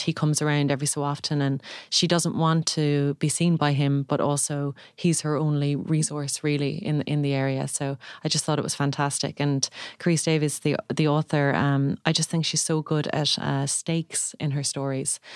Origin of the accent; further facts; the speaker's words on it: Limerick, Munster, Ireland; I'm from Limerick